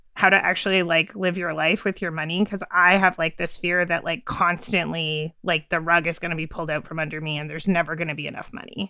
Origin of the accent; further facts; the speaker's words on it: Canada; I'm from Canada